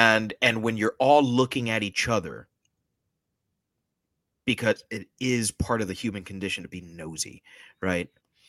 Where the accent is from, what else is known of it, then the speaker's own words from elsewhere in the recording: Miami, Florida, United States; now I'm from Miami, not a small town, but I've been in many small towns.